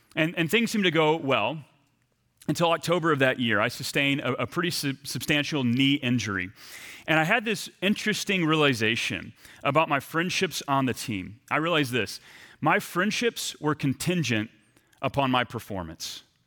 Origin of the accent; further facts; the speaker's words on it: East Texas, United States; moved away as an adult; also born or lived in Burlington, Vermont; I left my hometown of East Texas to move about thirty hours cross-country to Burlington, Vermont.